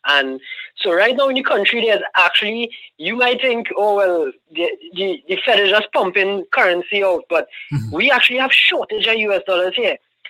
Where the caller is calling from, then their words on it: Trinidad & Tobago; I'm actually calling from the Caribbean. I'm in Trinidad and Tobago.